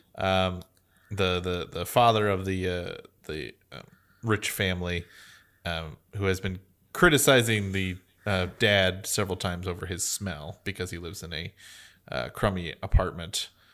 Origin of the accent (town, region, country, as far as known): United States